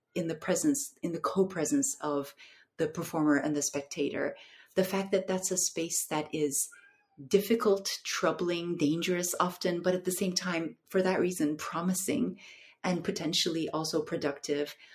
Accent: Istanbul, Turkey; also born or lived in North America; I'm I'm from Istanbul. I grew up here, but I uh, I lived in the in North America for a very long time

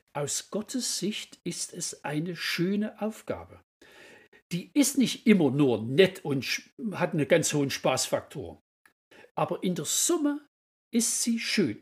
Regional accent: Kirchberg, Saxony, Germany; ich komme also aus Kirchberg in Sachsen

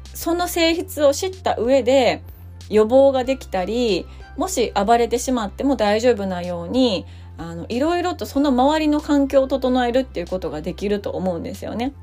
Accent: Kyoto, Japan; 京都出身ではあるんですけど

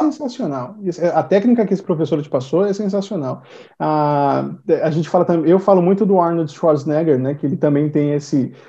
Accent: Brazil; first language Portuguese; I am from Brazil. My first language is Portuguese

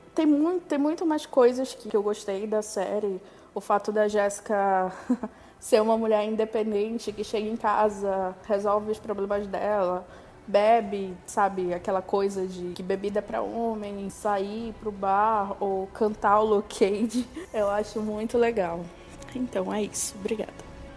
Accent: Belém, Pará, Brazil; eu sou de Belém

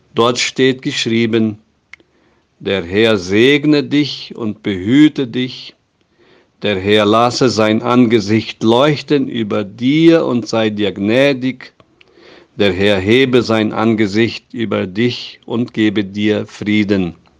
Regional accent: Brazil; bei uns in Brasilien

